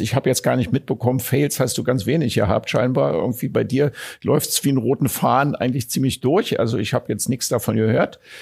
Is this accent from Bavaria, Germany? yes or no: no; Berlin, Germany; Ich, ich bin geborener Berliner